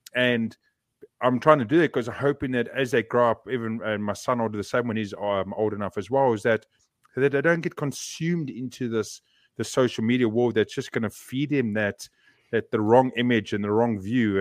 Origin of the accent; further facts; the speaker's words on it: South Africa; now in New Zealand; I grew up in that society